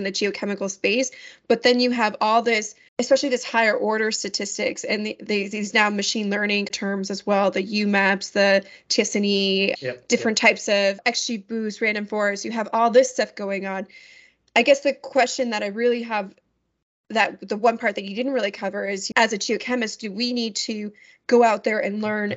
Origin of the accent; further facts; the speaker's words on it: New York, United States; I'm from New York